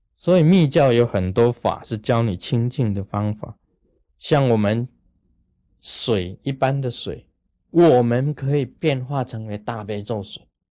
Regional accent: Taiwan; 我们台湾人讲啊， 说头上三尺有神明啊

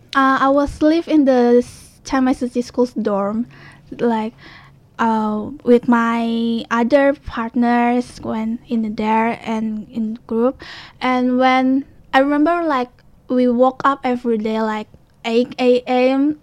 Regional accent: Jakarta, Indonesia; English is a second language; moved away as an adult; now in Taiwan; I was from Jakarta, mm-hmm. but actually my mother was from Medan, which is Sumatra in Indonesia. So she can speak Hokkien or Fujianhua very ah, well. Ah. But for me, I didn't speak it very fluently because I was born in Jakarta

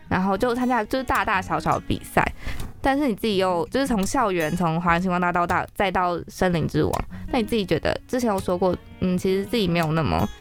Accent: Taipei, Taiwan; 我是台北人，但我阿妈会讲台语，哦。可是我不会

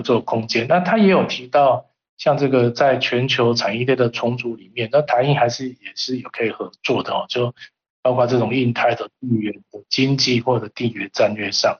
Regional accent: Taiwan; 我从台湾来

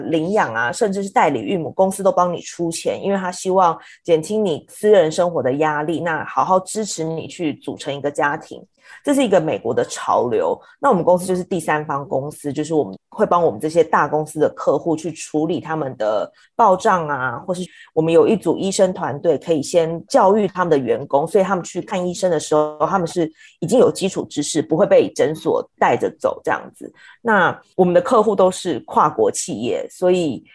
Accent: Taiwan; moved away as an adult; now in New York, United States; 我们在台湾工作的时候，我们大家都是台湾人

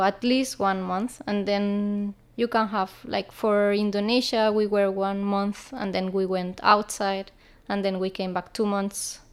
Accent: Barcelona, Catalonia, Spain; we are from Barcelona

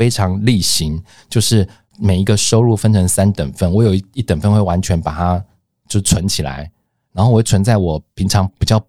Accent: Luzhou, New Taipei, Taiwan; 因为我从家里搬出来住之前，我住家住的比较远，就是在呃，我们工作都在东区啊，就台北的东区或者是呃信义区，就是在市区。可是我住的是呃那时候家里住芦洲

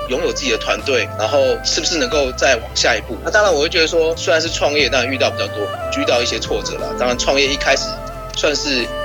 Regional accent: Taichung, Taiwan; 因为我从小就住在逢甲

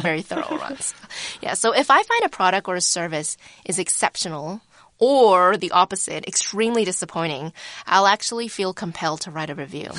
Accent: Vancouver, British Columbia, Canada; I grew up in Vancouver

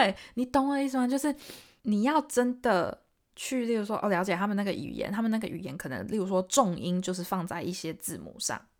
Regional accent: Taiwan; accent: Taiwanese; 还是会偶尔会飘出一点，就是台湾人讲英文的方式，偶尔 OK。可是我也是尽量改。

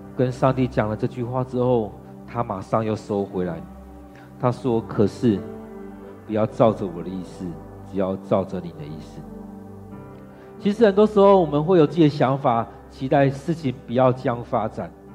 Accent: Taiwan; 尤其我们台湾人，尤其台湾的男人

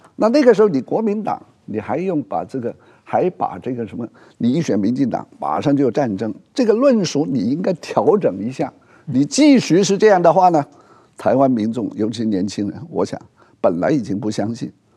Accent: Hong Kong; 我是个香港人啊

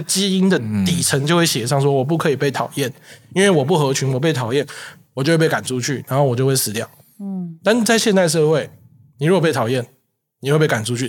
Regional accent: Kaohsiung, Taiwan; 因为最大场就是我说高雄那一场，那一场印象很深刻，是因为我的家乡我是高雄人，

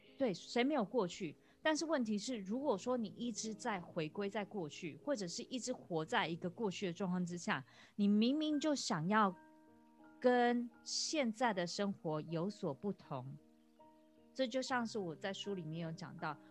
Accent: Taiwan; moved away as an adult; now in Australia; 我在台湾长大，我到二十，呃，三十四岁的时候我才嗯。搬到澳洲来

